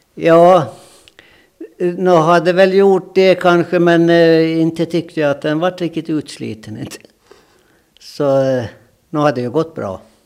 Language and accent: Swedish; Jomala, Åland, Åland Islands; accent: Åland dialect; moved away as an adult; now in Sweden; Jag är född i Kungsö, Jomala Kungsö